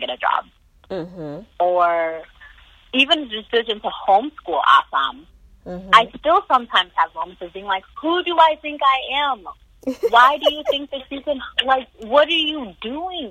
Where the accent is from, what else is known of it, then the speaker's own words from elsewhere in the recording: Indiana, United States; We grew up in Barbaryville, Indiana